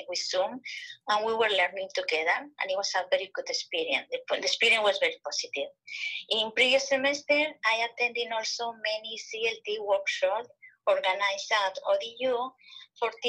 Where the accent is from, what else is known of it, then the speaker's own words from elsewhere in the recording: Madrid, Community of Madrid, Spain; moved away as an adult; also born or lived in Manchester, England; now in Norfolk, United States; I am from Madrid, Spain